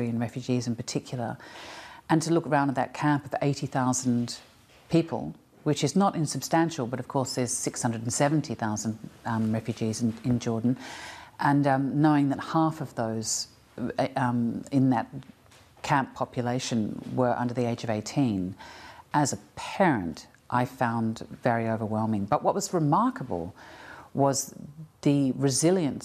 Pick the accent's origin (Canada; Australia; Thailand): Australia; I'm Australian, and I come from a culture